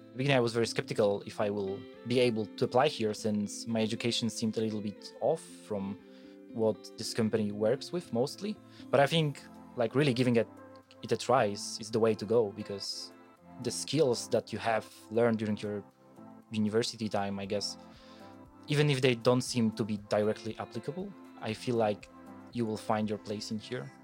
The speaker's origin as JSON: {"language": "English", "country": "Poland", "tie": "born or raised there", "also_born_or_lived": "Wrocław, Poland / Germany", "moved": "as an adult", "said": "I come from a mid-sized village in Poland where we have a tissue mill"}